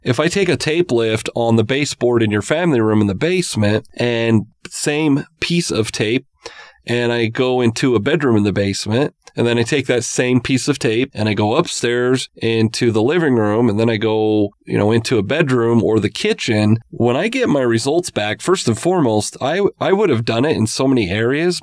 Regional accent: Utah, United States; growing up in Utah

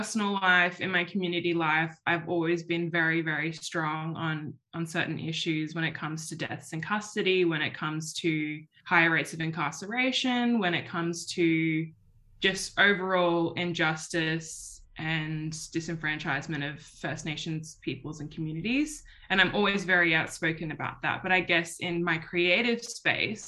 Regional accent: Sydney, New South Wales, Australia; moved away; my community, my home city, my hometown, if you can call Sydney a hometown

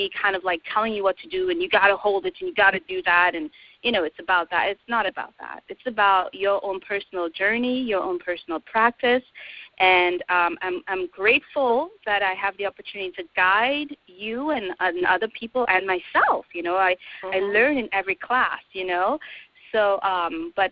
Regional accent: Trinidad & Tobago; moved away; I am from Trinidad

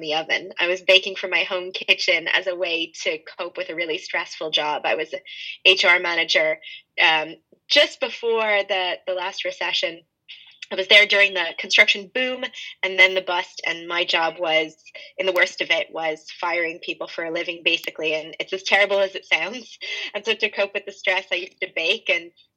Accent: Montreal, Quebec, Canada; moved away as an adult; now in Dublin, Ireland; I'm originally from Canada, from Montreal in Canada.

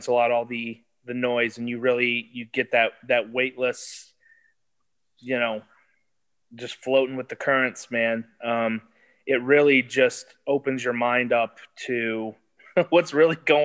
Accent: Michigan, United States; I grew up in Michigan and, you know, grew up on the lakes

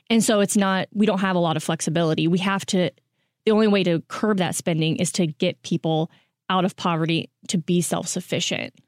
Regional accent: Kansas, United States; moved away; I'm from Kansas

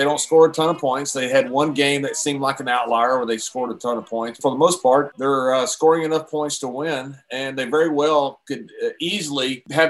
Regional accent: Texas, United States; They just were invading my home state.

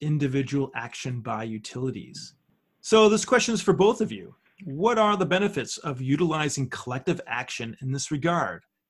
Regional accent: New York, United States; my home state

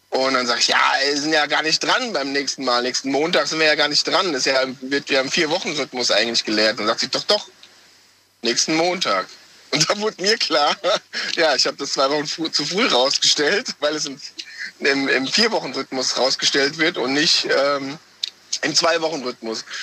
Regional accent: Wiesbaden, Hesse, Germany; Äh, Wiesbaden. Wiesbaden.

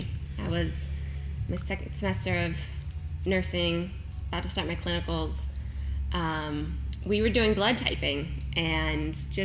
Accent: Kentucky, United States; I am from Kentucky

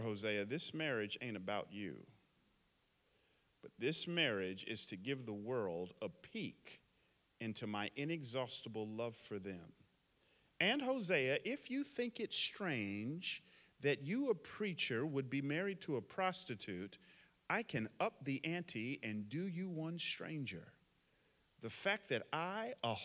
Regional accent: the South, United States; now in San Jose, United States; I grew up in the South back in the 70s and 80s

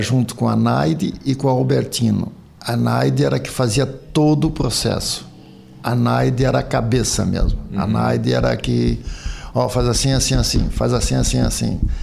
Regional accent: Lauro Müller, Santa Catarina, Brazil; eu nasci no 107, depois vim embora para Lauro Miller

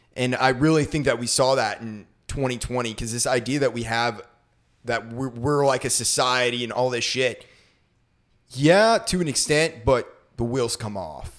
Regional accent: Maine, United States; I grew up in Maine, so it was a snowy hellhole of a place

